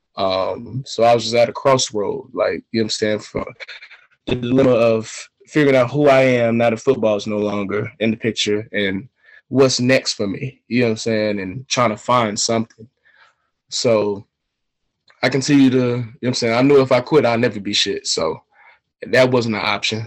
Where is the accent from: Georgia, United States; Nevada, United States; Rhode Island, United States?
Georgia, United States; Atlanta; also born or lived in China; I'm from Atlanta, Georgia